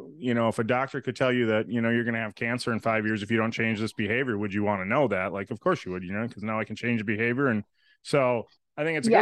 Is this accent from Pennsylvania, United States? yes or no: no; Wisconsin, United States; We are from Wisconsin. We're Wisconsin.